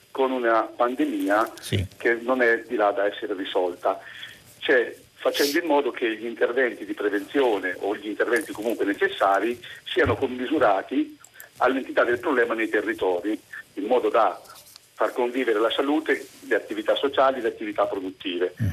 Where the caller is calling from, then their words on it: Civitanova Marche, Marche, Italy; siamo da Civitanova Marte.